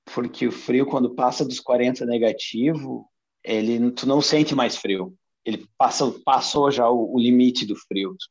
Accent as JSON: {"language": "Portuguese", "country": "Brazil", "also_born_or_lived": "Balneário Camboriú, Brazil / Alaska, United States / Australia", "moved": "as an adult", "lives_now": "Norway", "said": "eu nunca tinha saído do Brasil"}